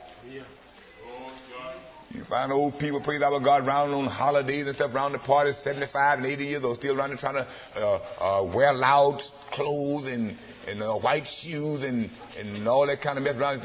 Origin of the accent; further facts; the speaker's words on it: Arkansas, United States; moved away; also born or lived in Los Angeles; my hometown in Arkansas